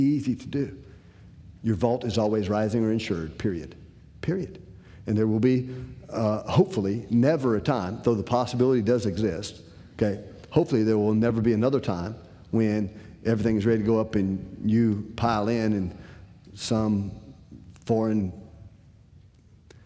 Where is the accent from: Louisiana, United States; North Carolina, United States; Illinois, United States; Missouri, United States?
Illinois, United States; Decatur; moved away; I'm originally from Decatur, Illinois